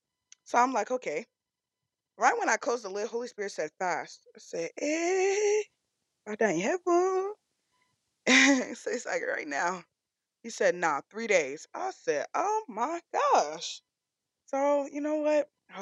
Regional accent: Nigeria; I'm Nigerian. So I packed proper food, bro.

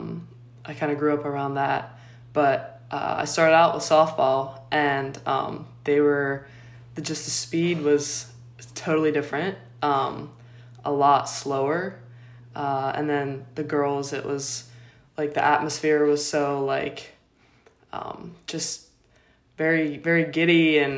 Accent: Pittsburgh, Pennsylvania, United States; I'm from Pittsburgh, Pennsylvania, and I grew up playing baseball with the boys

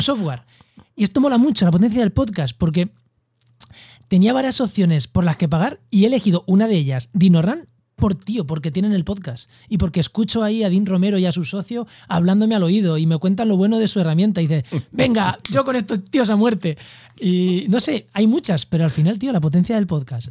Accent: Castilla-La Mancha, Spain; now in Cádiz, Spain; yo soy manchego viviendo en Cádiz

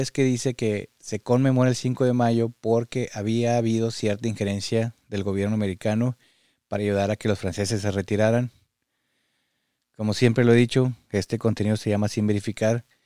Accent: Mexico; now in United States; a las personas que vinimos de México, a las personas que son primera generación aquí, nos está visibilizando y eso es importante.

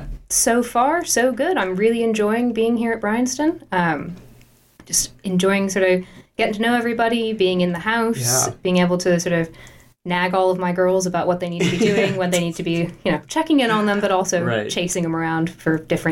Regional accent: United States; moved away as an adult; now in England, United Kingdom; Went to school in the States, lived my whole life up until moving last year, but I am a British citizen because my dad was born here.

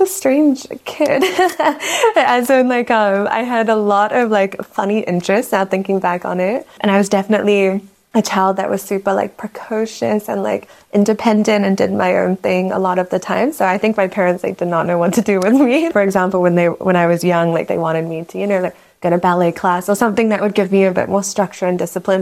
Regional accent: New Zealand; also born or lived in Myanmar; I'm from Myanmar originally, from Burma, as some people know it. Um, but I grew up in New Zealand, so spent most of my childhood between the two countries. I moved there when I was like five or six years old

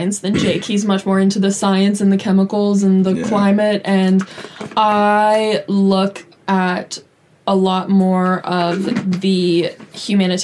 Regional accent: California, United States; as a Californian

